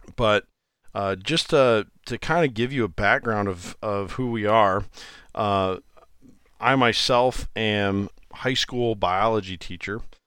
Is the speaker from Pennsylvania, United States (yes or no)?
no; Iowa, United States; I, I am from Iowa, I live in Iowa.